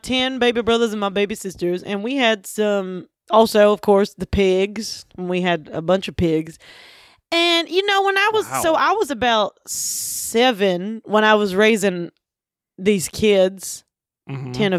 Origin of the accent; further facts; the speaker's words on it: Butcher Holler, Kentucky, United States; And we're, you know, we grew up in Kentucky. Actually, Butcher Holler, which is where, of course, … is from.